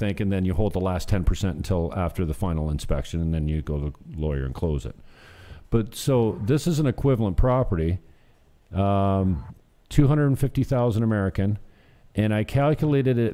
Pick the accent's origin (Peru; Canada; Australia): Canada; St. Catharines, Ontario; my hometown in St. Catharines